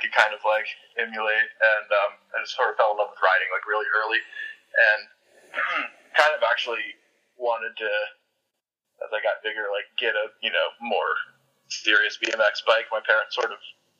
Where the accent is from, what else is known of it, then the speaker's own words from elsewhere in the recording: Winston-Salem, North Carolina, United States; also born or lived in Pennsylvania; when I was 11 years old, I moved to North Carolina from Pennsylvania.